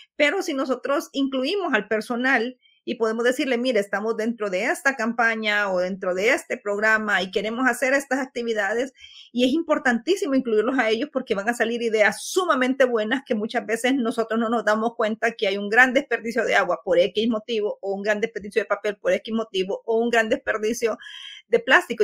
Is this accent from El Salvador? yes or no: yes; El Salvador